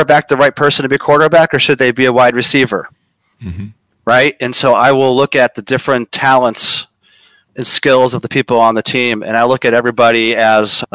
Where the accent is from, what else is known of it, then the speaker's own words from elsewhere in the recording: Chicago, Illinois, United States; now in Los Angeles, United States; I'm from Chicago. I now live in LA.